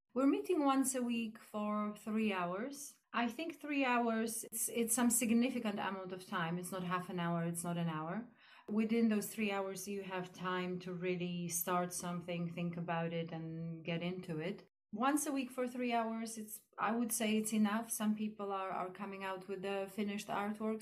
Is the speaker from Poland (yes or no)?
yes; Poland; now in East Grinstead, United Kingdom; I'm from Poland